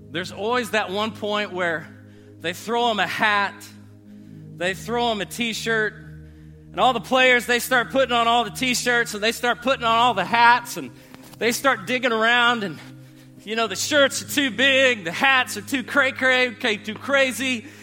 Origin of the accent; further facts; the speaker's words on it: United States; We're American.